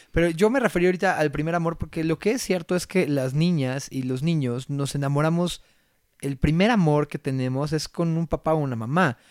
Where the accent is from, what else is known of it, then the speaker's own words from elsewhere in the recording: Mexico; no saben lo orgulloso que estoy de ser mexicano